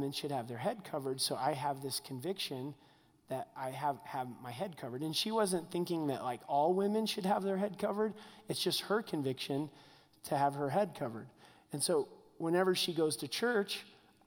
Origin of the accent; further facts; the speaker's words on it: United States; I'm American through and through